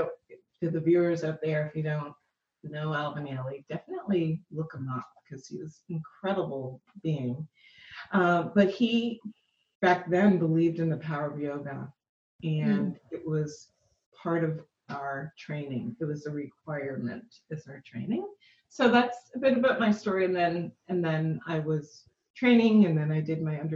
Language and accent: English; Toronto, Ontario, Canada; I was born in Toronto, Canada